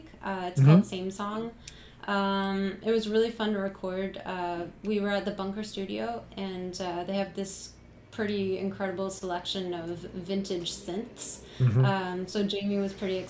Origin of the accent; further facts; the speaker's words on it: Canada; I'm Canadian